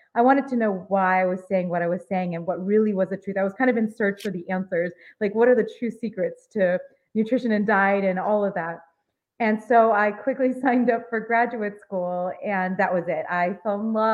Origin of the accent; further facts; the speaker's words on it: Los Angeles, California, United States; I grew up in Los Angeles